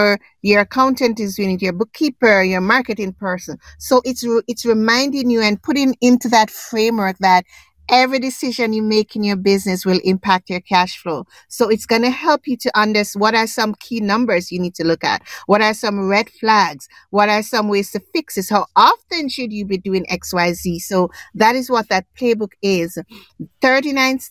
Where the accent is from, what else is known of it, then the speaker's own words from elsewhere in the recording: Jamaica; now in Canada; I was born in Jamaica. I'm an island girl.